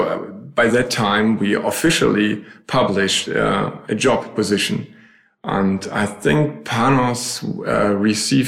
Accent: Berlin, Germany; moved away as an adult; also born or lived in Switzerland; now in Bremen, Germany; Originally, I'm from Berlin. I now live in Bremen.

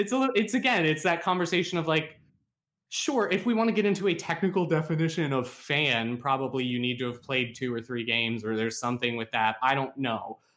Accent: West Virginia, United States; my hometown is in Fallout seventy-six, and it looks exactly like it

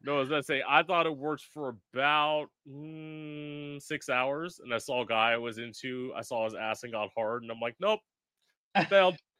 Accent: South Florida, United States; also born or lived in Orlando; I'm originally from South Florida. I live about an hour north of West Palm Beach

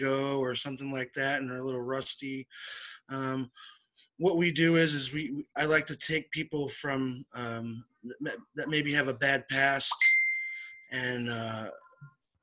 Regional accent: Syracuse, New York, United States; now in Florida, United States; I'm originally from upstate New York, but yes, I reside in Florida now

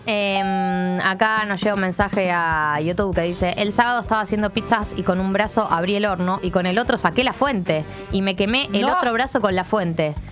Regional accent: Buenos Aires, Argentina; Como persona porteña de cemento

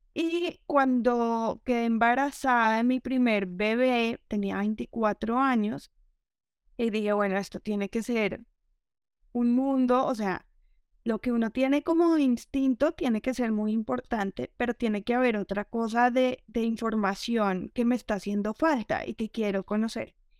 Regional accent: Colombia; Yo soy de, de Colombia, eh, que aquí la, la crianza es súper tradicional

